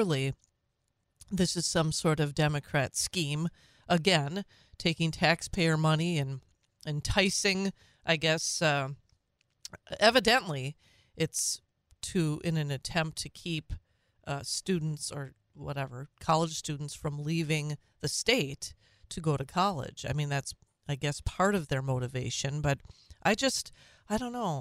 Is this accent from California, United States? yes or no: no; Minnesota, United States; moved away as an adult; also born or lived in Twin Cities, Minnesota; now in Wausau, United States; having come from Minnesota, growing up in Minnesota